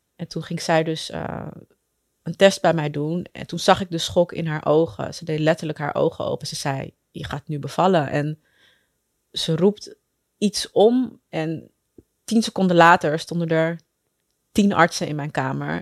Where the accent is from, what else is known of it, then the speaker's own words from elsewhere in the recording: Amsterdam, North Holland, Netherlands; Ik ben geboren en getogen in Amsterdam